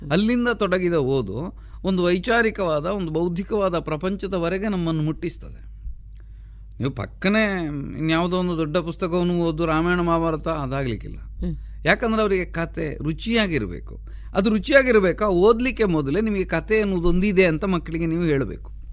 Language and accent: Kannada; Pambettadi, Karnataka, India; also born or lived in Kalmadka; ಪಂಬೆತ್ತಾಡಿ ಅಂತಂದರೆ ನಾನು ಹುಟ್ಟಿದ ಊರು